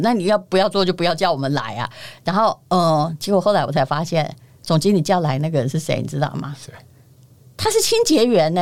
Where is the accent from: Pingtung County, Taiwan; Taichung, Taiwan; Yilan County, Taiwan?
Yilan County, Taiwan; 我这个宜兰人